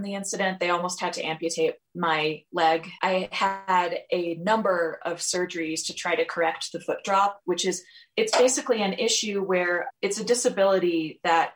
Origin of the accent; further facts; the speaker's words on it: Georgia, United States; moved away as an adult; also born or lived in New York; now in California, United States; I'm actually originally from Georgia, which is where my family still is